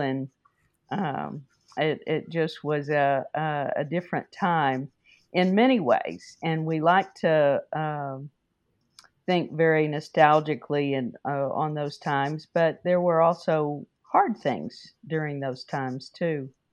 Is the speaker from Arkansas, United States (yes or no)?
no; Wichita Falls, Texas, United States; I grew up in Wichita Falls